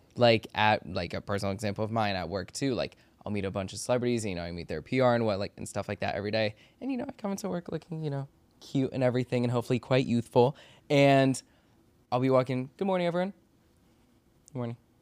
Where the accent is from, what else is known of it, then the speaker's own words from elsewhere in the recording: Maryland and DC, United States; also born or lived in Washington, D.C.; I grew up in Maryland and D C